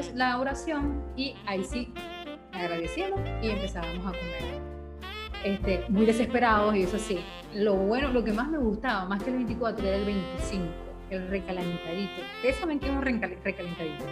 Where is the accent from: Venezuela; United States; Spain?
Venezuela; en el caso de venezolanos, que tenemos muchas familias